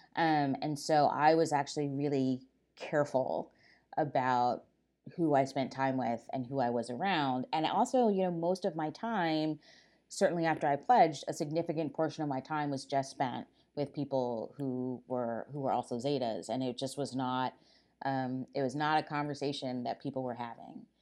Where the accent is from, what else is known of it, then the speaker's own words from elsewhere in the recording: Silver Spring, Maryland, United States; I grew up in Silver Spring, Maryland, right outside of Washington, D